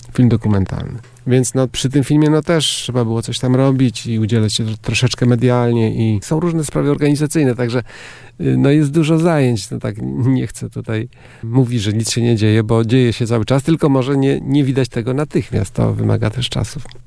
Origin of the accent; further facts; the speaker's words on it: Rozogi, Warmian-Masurian Voivodeship, Poland; also born or lived in Szczytno / Występ; Rozogi, a wcześniej Występ, bo urodziłem się w Szczytnie, ale z rodzicami mieszkaliśmy w Występie